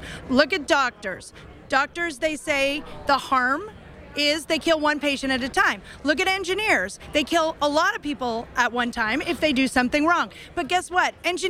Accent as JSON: {"language": "English", "region": "Washington", "country": "United States", "tie": "born or raised there", "said": "And even in my home state of Washington, we have an alternate paraprofessional."}